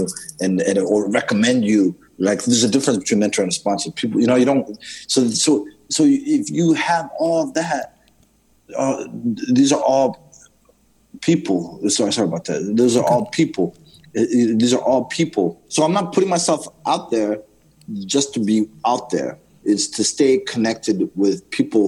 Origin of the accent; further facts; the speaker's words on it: Zimbabwe; when I grew up in Zimbabwe